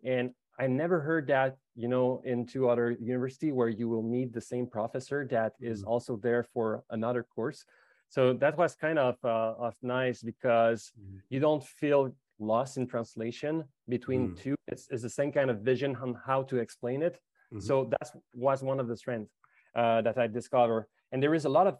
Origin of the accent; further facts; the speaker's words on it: Quebec City, Quebec, Canada; I'm born and raised in Quebec City